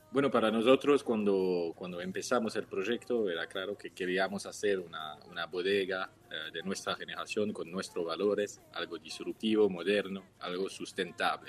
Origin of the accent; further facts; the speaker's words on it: Switzerland; Spanish is a second language; moved away as an adult; now in Mendoza, Argentina; Tres Suizos al Pie de los Andes, que mi hermano, yo y, nuestro perro Gibbs